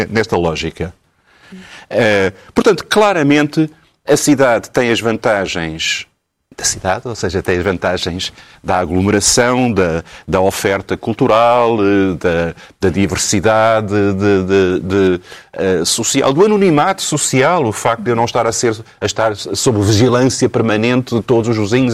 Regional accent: Lisbon, Portugal; nasci em Alfama, e, portanto, lembro-me na minha infância

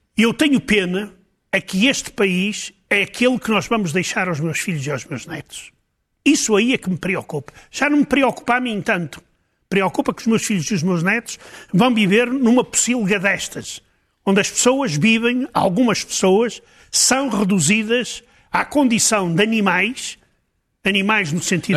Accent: Portugal; como português

